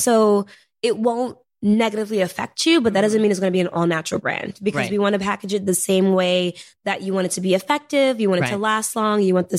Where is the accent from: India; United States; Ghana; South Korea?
United States; New York City, New York; I'm a girl from Harlem, you know, I'm first generation